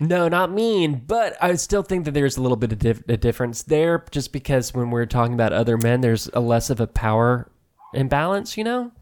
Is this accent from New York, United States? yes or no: no; Allen, Texas, United States; moved away; when I li-, lived there